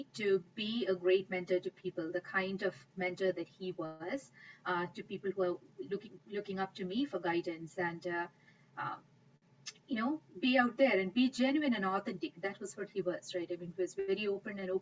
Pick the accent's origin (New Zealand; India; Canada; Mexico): India; moved away; I grew up in India